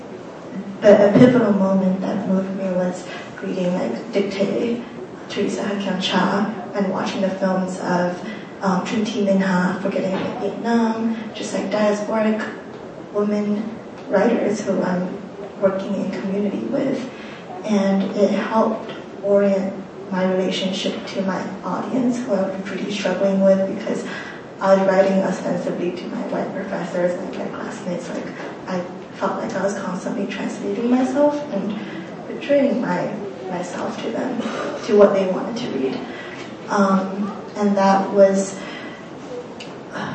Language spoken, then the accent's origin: English; Shanghai, China; moved away as an adult; now in United States; I grew up in Shanghai and I came here for college when I was 18